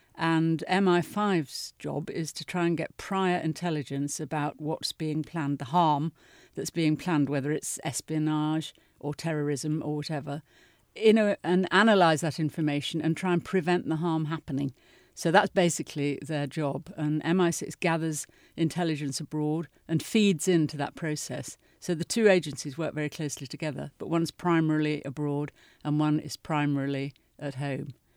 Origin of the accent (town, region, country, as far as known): United Kingdom